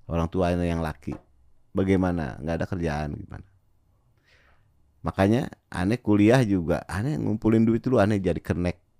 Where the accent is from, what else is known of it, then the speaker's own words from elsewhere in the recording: Jakarta, Indonesia; gue orang Betawi gitu.